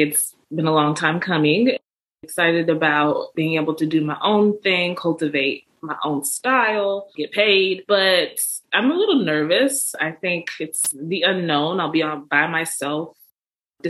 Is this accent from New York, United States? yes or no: no; Houston, Texas, United States; also born or lived in New Orleans / Galveston / Durham; now in Dallas, United States; I grew up in Houston